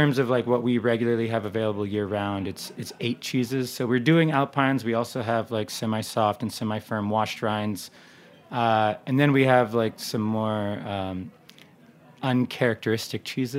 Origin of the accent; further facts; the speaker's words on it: Switzerland; you know, we're from Switzerland, so it's not High German, it's Swiss German, which sounds completely different.